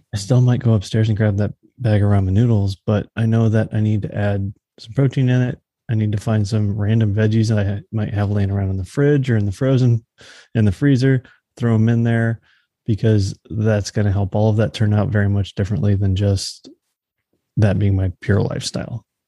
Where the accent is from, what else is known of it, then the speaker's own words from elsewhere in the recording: Texas, United States; now in Missouri, United States; growing up in Texas, we didn't, like, have fall